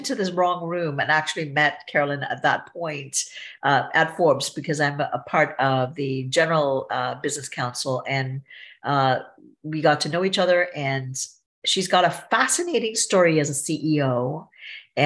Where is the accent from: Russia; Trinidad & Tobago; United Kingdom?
Trinidad & Tobago; I'm from Trinidad and Tobago, so I would say visibly I'm look foreign